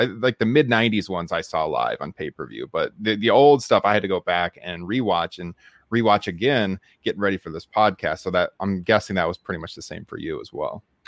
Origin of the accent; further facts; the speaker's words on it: Waterloo, Iowa, United States; it was here in my hometown